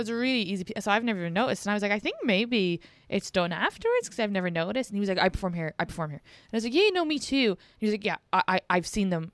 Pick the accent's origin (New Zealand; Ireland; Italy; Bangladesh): Ireland; moved away; I'm also Irish